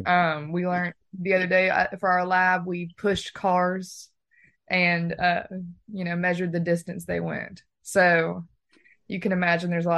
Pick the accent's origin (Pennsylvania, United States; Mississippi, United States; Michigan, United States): Mississippi, United States; Oxford; I'm from Oxford